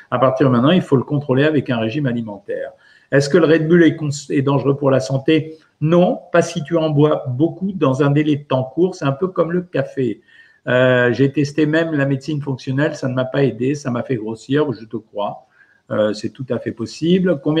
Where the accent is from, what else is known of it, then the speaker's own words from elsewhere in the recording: Normandy, France; En tant que bonne normande, c'est la galette à la pomme.